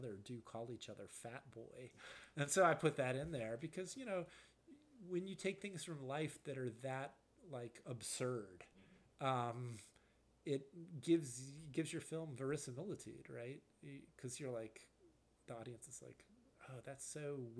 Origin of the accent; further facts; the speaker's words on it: Charlotte, North Carolina, United States; now in Chicago, United States; my parents, you know, were conservative when I was growing up, like a lot of you know, parents in Charlotte, North Carolina in the 1980s